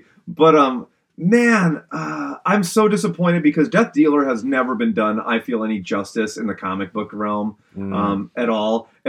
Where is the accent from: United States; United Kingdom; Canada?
Canada; Maybe it's because I'm Canadian, but anyone out there know which one I'm talking about?